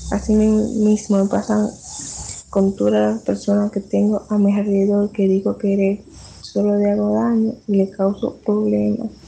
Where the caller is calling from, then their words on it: Dominican Republic; Hola Julio, un gusto. … de República Dominicana.